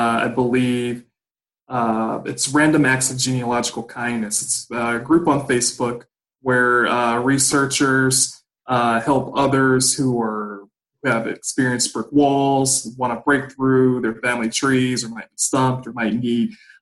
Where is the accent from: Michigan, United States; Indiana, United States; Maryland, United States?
Indiana, United States; Gary; originally I'm from Gary, Indiana